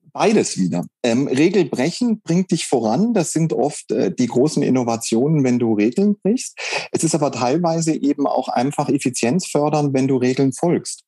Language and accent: German; Saarland, Germany; moved away; also born or lived in Lake Constance / Wuppertal; Jetzt bin ich nicht gebürtig aus dem Saarland, sondern ich bin am Bodensee geboren, aber ich bin im Saarland aufgewachsen